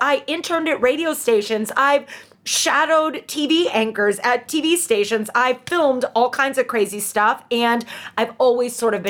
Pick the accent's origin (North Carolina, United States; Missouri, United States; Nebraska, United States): Missouri, United States; St. Louis; I'm from St. Louis. So if that's surprising anyone, yeah, I have a St. Louis background and we loved ….